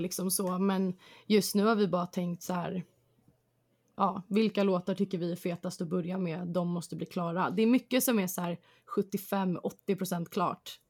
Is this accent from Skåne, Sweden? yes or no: no; Stockholm, Stockholm County, Sweden; jag kommer från Hässelby eh, i Stockholm som är ute i förorten